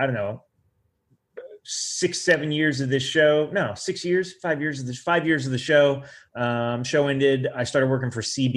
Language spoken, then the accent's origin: English; Southeast Oklahoma, United States; I'm from Southeast Oklahoma